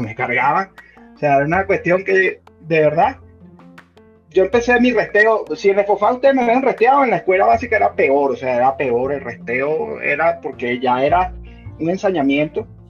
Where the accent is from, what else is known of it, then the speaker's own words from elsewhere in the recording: Venezuela; moved away as an adult; also born or lived in Panama; now in United States; yo salí de Venezuela vía Panamá